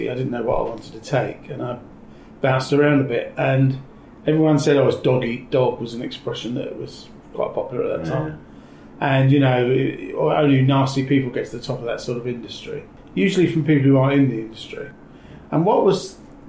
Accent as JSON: {"language": "English", "town": "Gants Hill", "region": "East of England", "country": "United Kingdom", "tie": "born or raised there", "said": "I was born doesn't matter, but I was brought up in Essex, in Gants Hill"}